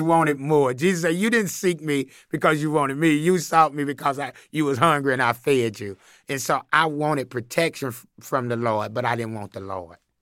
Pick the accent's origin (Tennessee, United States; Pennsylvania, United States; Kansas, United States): Tennessee, United States; Chattanooga; I grew up in Chattanooga, Tennessee